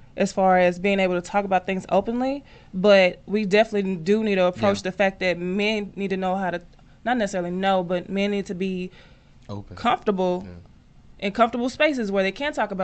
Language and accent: English; Dallas, Texas, United States; I grew up in the hood. I grew up in Oak Cliff.